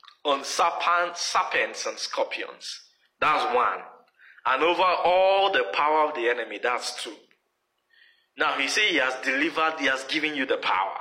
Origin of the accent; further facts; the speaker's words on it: Nigeria; moved away as an adult; when I was coming from Nigeria